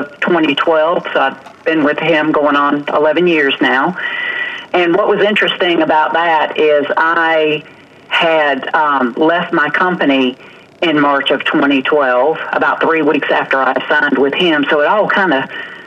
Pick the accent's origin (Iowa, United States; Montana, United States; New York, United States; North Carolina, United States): North Carolina, United States; Raleigh; also born or lived in Dunn, North Carolina; I was born in Raleigh, so I am a North Carolinian through and through.